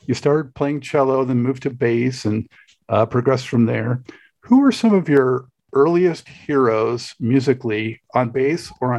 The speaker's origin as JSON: {"language": "English", "town": "Los Angeles", "region": "California", "country": "United States", "moved": "yes", "lives_now": "North Carolina, United States", "said": "I'm from Los Angeles originally. I'm out in North Carolina now"}